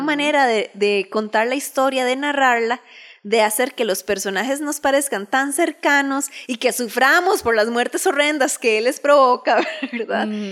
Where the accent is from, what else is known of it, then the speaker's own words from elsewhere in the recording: Costa Rica; nosotros somos de Costa Rica